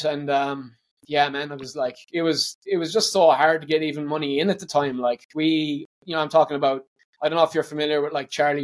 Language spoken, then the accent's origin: English; Ireland; moved away as an adult; now in Australia; But growing up in Ireland, my mum was a detective